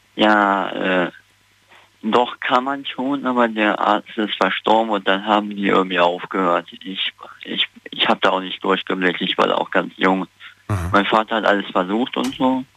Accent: Neunkirchen-Seelscheid, North Rhine-Westphalia, Germany; Neunkirchen-Seetscheid halt in der Nähe von Siegburg.

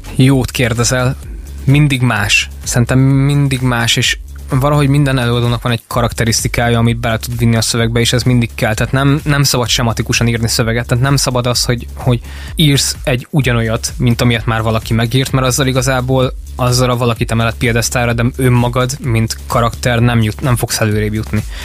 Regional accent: Mindszent, Csongrád-Csanád, Hungary; also born or lived in Szeged; én amúgy eredetileg Mindcentről jöttem

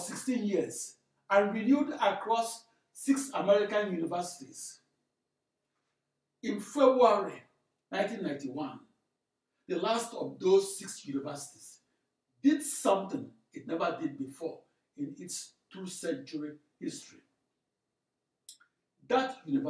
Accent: Nigeria; As a small boy growing up in Nigeria

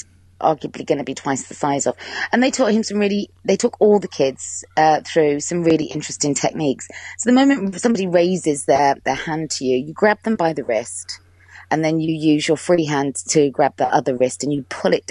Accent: Cheltenham, South West England, United Kingdom; moved away as an adult; now in London, United Kingdom; I would have to move back home. And I'm from Cheltenham in Gloucestershire

